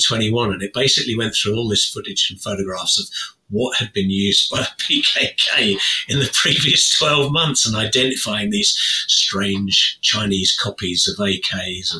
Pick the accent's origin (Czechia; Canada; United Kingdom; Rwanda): United Kingdom; as a Brit